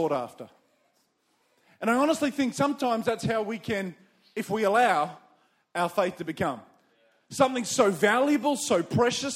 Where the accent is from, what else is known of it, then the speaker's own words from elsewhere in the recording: Campbelltown, New South Wales, Australia; also born or lived in Windsor, New South Wales; I was born in the western suburbs of Sydney. I was born in Campbelltown